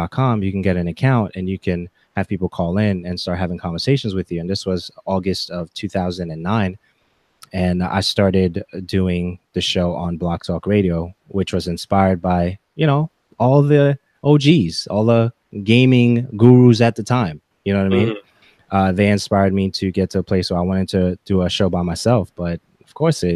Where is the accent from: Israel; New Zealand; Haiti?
Haiti; first language English; now in United States; English was technically my first language, but because I went to school in Haiti and I was coming back to America for vacation, that was a struggle for me to get English correctly